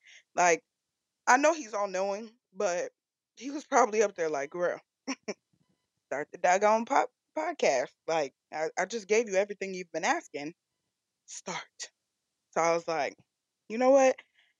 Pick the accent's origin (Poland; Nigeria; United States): Nigeria; I'm Nigerian. So I packed proper food, bro.